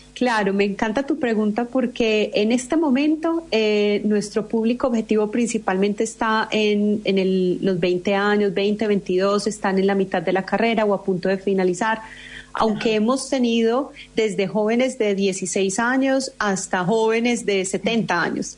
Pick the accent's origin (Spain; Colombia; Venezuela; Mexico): Colombia; soy colombiana.